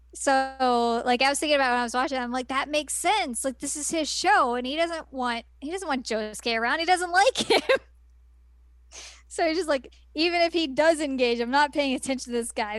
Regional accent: Bible Belt, Southern United States, United States; I grew up in the Bible Belt

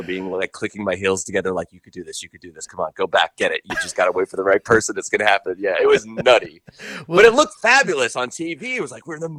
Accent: Long Island, New York, United States; moved away; I'm from Long Island originally

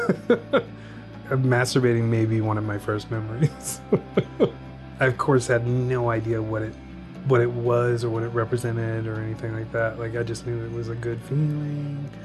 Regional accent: Tacoma, Washington, United States; also born or lived in Seattle, Washington; I grew up in Tacoma, Washington. We moved to Seattle when I was 18.

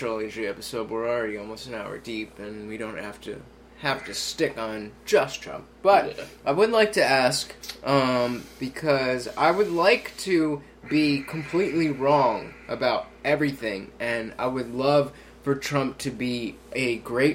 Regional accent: New Jersey, United States; we're from Jersey, so Christie's our governor

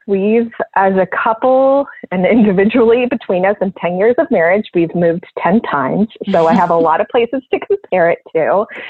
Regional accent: South Florida, United States; also born or lived in Austin / Germany / Michigan; now in Philadelphia, United States; I grew up in South Florida, and I've lived in Austin and overseas and a lot of other places before.

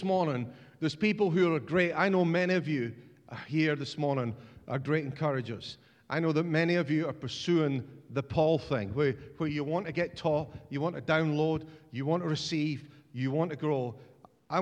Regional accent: Scotland, United Kingdom; as a Scotsman

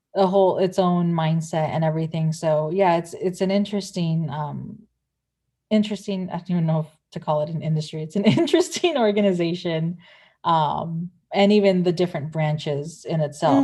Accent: San Pedro, California, United States; we have an Air Force base in my hometown in San Pedro

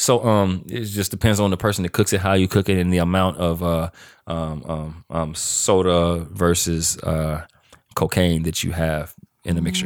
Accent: Louisiana, United States; moved away as an adult; also born or lived in Grambling, Louisiana / Arcadia, Louisiana; now in Los Angeles, United States; I'm from Louisiana

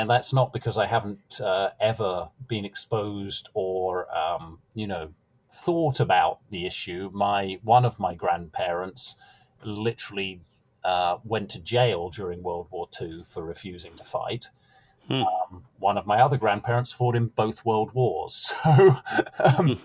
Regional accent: United Kingdom; moved away as an adult; now in Midwest, United States; as a young man in Britain

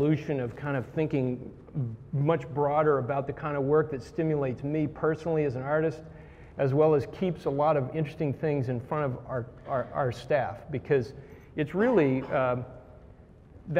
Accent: Indiana, United States; moved away; I grew up in Indiana in a cornfield

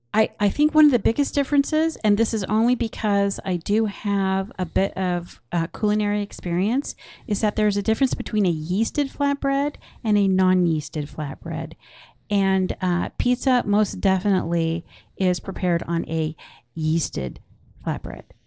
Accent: Portland, Oregon, United States; I grew up in Portland, Oregon

